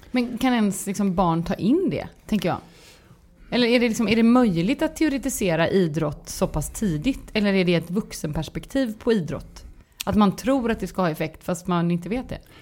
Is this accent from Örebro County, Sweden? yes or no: no; Gothenburg, Västra Götaland, Sweden; jag är göteborgare